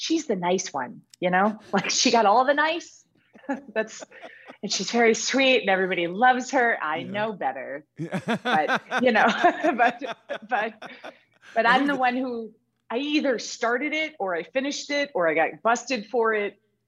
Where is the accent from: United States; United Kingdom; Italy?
United States; Joliet, Illinois; born there; now in Texas, United States; In about 3 weeks, I will have been in Texas for 20 years. So, I was born in Joliet, Illinois, south of Chicago, and then Illinois.